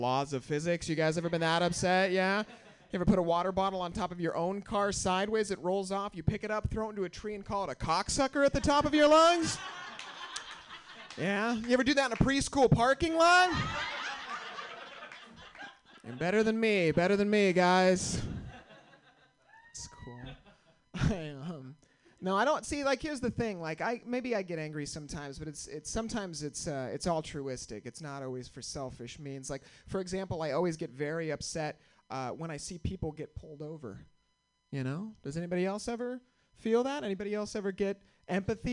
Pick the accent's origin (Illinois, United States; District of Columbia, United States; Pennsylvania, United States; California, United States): California, United States; Santa Rosa; I'm from the North Bay